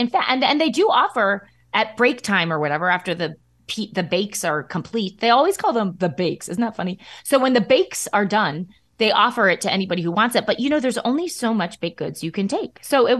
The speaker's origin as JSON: {"language": "English", "region": "Midwest", "country": "United States", "accent": "Midwest flat A", "said": "So it's my accent. It's my Midwest flat A accent."}